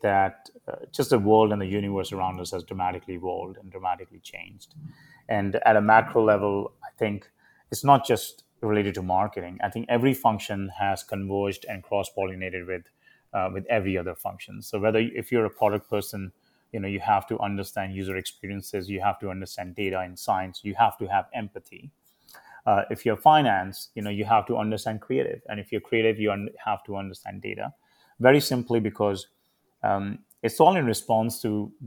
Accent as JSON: {"language": "English", "country": "India", "tie": "born or raised there", "moved": "yes", "lives_now": "United States", "said": "I was a very hard worker, as many Indian kids are growing up in India"}